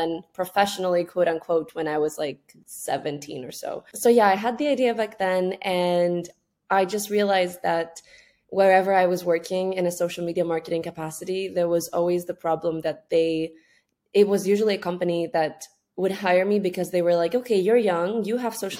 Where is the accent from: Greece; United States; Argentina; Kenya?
Greece; moved away as an adult; also born or lived in Scotland; I'm from Greece. And at that point, I had just gone back home due to COVID from studying in the UK.